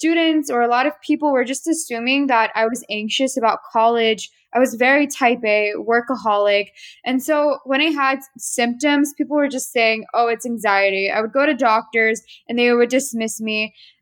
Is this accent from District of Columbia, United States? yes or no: yes; Washington, District of Columbia, United States; I'm from the Washington, D.C. area, born and raised, but ethnically Armenian